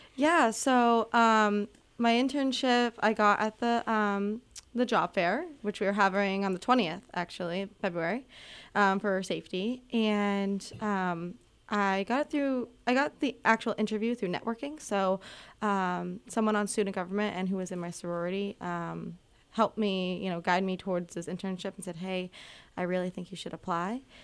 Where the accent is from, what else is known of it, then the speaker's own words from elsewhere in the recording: Gillum, Massachusetts, United States; moved away as an adult; now in Keene, United States; I'm originally from Gillum, Massachusetts, which isn't too far from here at all